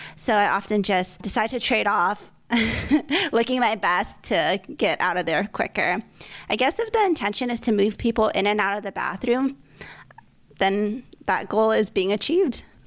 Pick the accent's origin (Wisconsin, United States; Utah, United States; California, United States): California, United States; moved away; I grew up in California and lived in various cities across the states